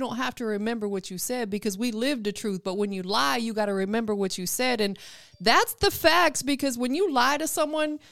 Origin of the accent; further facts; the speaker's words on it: Tampa, Florida, United States; now in Atlanta, United States; I'm born and bred Tampa. You know, I'm up here in ATL now, I'm from Tampa